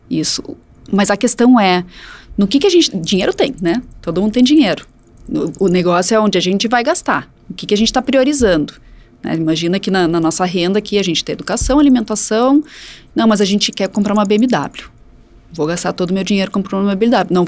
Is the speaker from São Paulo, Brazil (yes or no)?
no; Canela, Rio Grande do Sul, Brazil; Canela, minha cidade natal